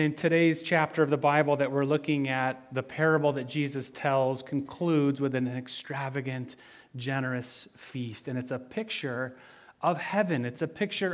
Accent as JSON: {"language": "English", "region": "western Michigan", "country": "United States", "tie": "born or raised there", "said": "I grew up in Michigan, in western Michigan"}